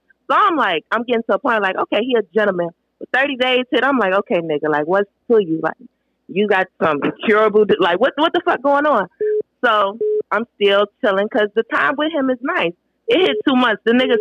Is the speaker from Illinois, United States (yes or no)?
yes; Chicago, Illinois, United States; I'm from Chicago